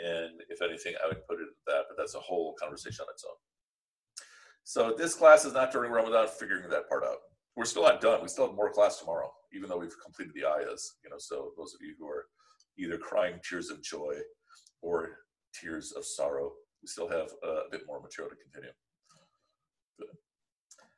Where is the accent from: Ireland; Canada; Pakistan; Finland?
Pakistan; I'm Pakistani